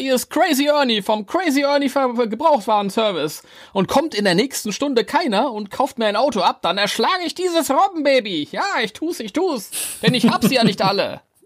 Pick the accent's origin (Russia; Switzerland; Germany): Germany; als Deutscher